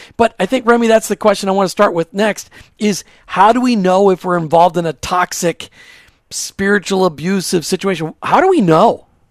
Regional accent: Burnsville, Minnesota, United States; I grew up in Burnsville

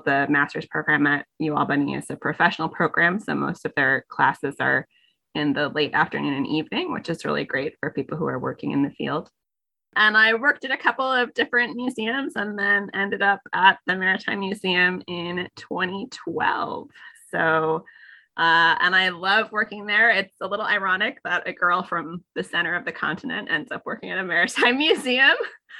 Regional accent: Fargo, North Dakota, United States; moved away as an adult; now in New York, United States; I am originally from Fargo, North Dakota.

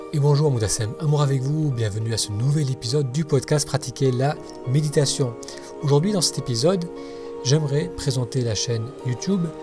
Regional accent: France; moved away as an adult; also born or lived in Beirut, Lebanon / Italy / United States / Middle East; Je suis né au Liban, mais je suis venu très jeune en France

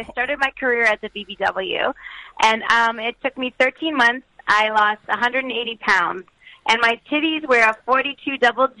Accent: Toronto, Ontario, Canada; I was born and raised in Toronto, Canada. I'm Canadian. But my ethnicity is Middle Eastern Palestinian. I speak four languages, English, French, Arabic, and Macedonian.

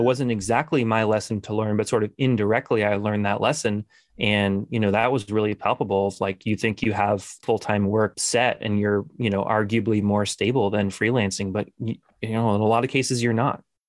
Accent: Newton, Massachusetts, United States; I'm from Newton, Massachusetts. Uh, it's a suburb of Boston

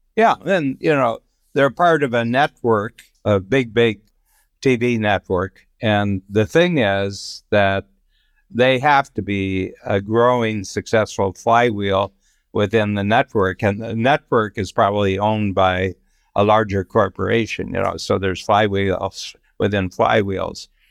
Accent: Ohio, United States; I grew up in the Midwest, in Ohio

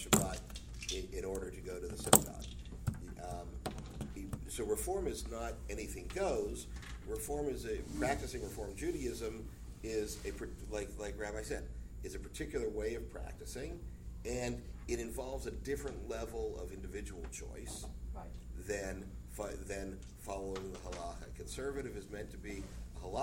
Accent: Pittsburgh, Pennsylvania, United States; my hometown

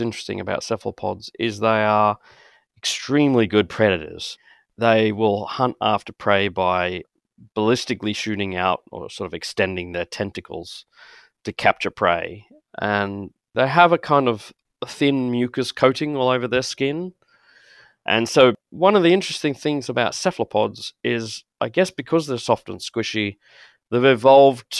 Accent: Brisbane, Queensland, Australia; moved away as an adult; also born or lived in Cambridge; now in Minnesota, United States; As you might have guessed from my voice, I'm Australian. So I grew up in Brisbane in Queensland

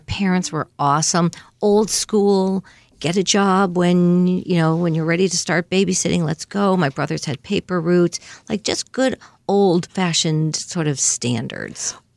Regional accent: Longmeadow, Massachusetts, United States; we grew up in Long Meadow, Mass, in the four one three area code out by Springfield.

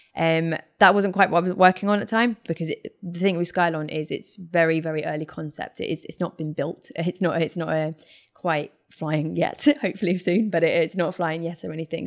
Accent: United Kingdom; being British

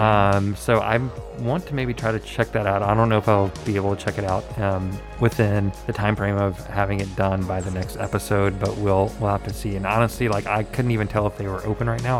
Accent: the South, United States; born or raised there

